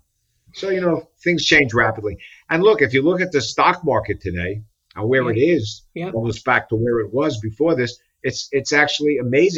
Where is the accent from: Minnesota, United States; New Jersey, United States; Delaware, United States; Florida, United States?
New Jersey, United States; Paramus; also born or lived in Bronx, New York / Long Island, New York; now in New York City, United States; I grew up in New Jersey